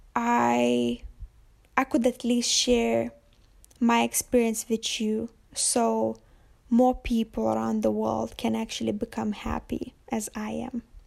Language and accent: English; Lithuania; moved away as an adult; I'm from Lithuania, but you definitely won't find me there at the moment